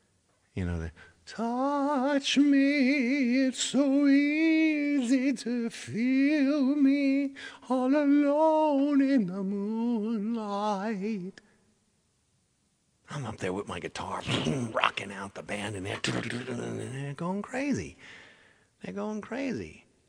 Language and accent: English; Indiana, United States; I'm from Indiana.